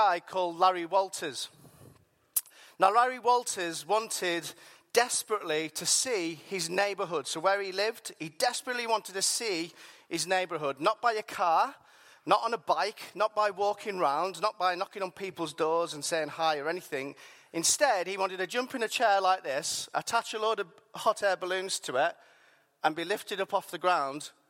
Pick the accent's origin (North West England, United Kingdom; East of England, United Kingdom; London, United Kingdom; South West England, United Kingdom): North West England, United Kingdom; Whitehaven; I grew up there, I'm from there